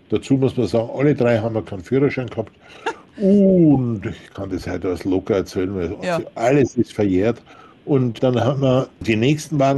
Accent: Austria; wir waren in Österreich, ich bin ja Österreicher

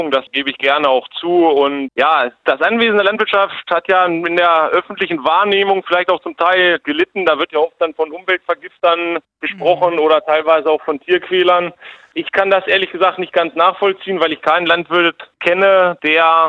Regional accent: Lower Saxony, Germany; Bei uns, ich komme aus dem Hildesheimer Raum, haben wir sehr gute Böden.

